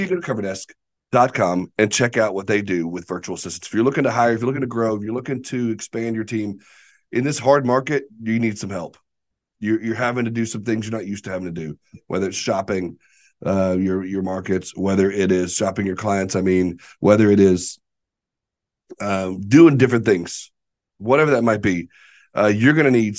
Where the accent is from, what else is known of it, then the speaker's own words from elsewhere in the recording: Arkansas, United States; See, I can't spell. I'm from Arkansas, but I can spell.